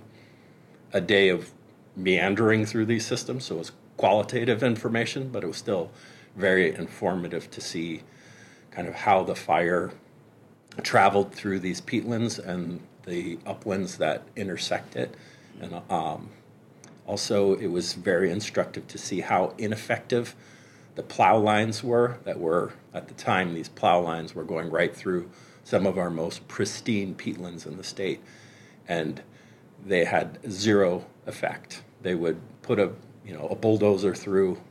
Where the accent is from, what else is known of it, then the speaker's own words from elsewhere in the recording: California, United States; As a Californian